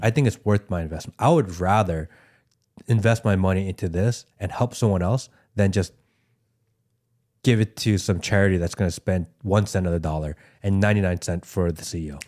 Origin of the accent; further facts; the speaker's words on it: Ohio, United States; I grew up in Ohio, or I went to high school in Ohio